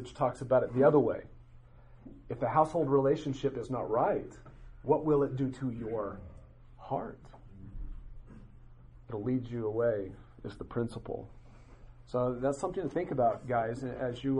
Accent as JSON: {"language": "English", "region": "western Nebraska", "country": "United States", "tie": "born or raised there", "said": "the church that I went to in my hometown in western Nebraska had 35 people in it"}